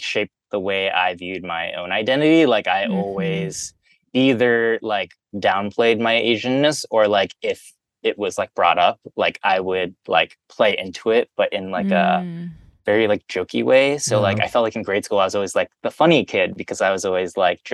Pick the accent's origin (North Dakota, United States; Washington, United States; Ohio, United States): Ohio, United States; Cincinnati; I grew up in Cincinnati, Ohio